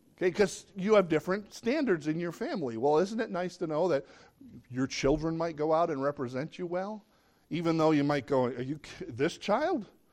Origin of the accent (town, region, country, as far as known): United States